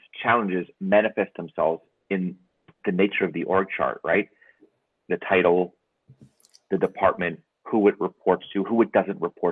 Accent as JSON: {"language": "English", "country": "United States", "said": "as an American"}